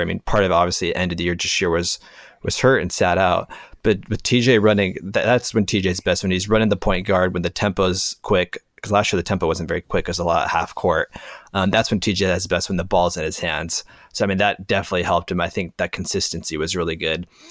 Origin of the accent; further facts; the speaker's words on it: Las Vegas, Nevada, United States; I grew up in Las Vegas